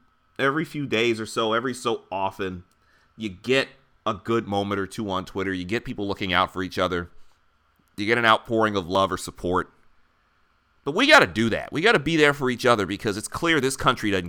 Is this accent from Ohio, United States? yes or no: no; Detroit, Michigan, United States; now in Philadelphia, United States; growing up in the Midwest